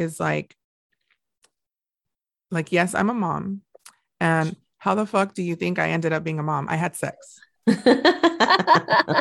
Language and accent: English; Montebello, California, United States; we never had anything like that growing up, just right near down the street from there in Montebello